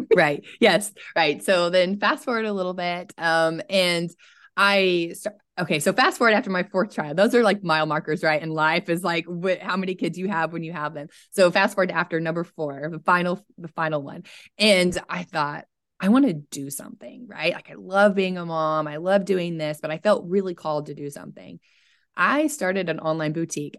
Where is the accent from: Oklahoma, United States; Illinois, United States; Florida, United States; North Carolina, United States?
Oklahoma, United States; I'm from Oklahoma, so I'm in central United States